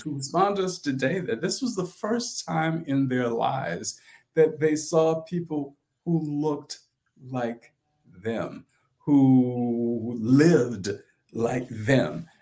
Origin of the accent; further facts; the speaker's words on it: St. Helena Island, South Carolina, United States; I was born on St. Helena Island, South Carolina, which is in Beaufort County